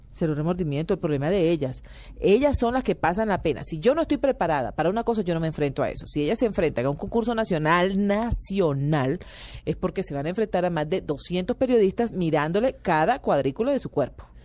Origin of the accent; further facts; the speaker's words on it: Barranquilla, Atlántico, Colombia; Barranquilla, la ciudad donde yo crecí